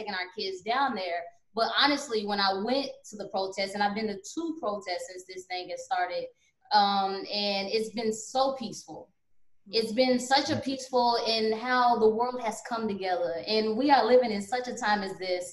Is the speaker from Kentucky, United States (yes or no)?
yes; Louisville, Kentucky, United States; I'm from Louisville, Kentucky